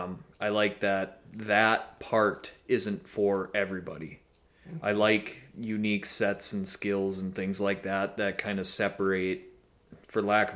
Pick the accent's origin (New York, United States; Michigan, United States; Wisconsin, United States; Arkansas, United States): Wisconsin, United States; I grew up in Wisconsin